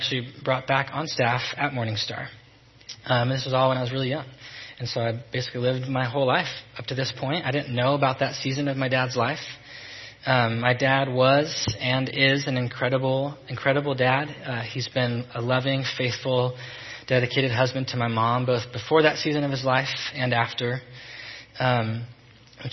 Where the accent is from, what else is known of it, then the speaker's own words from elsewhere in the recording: Salem, Oregon, United States; born and raised in Salem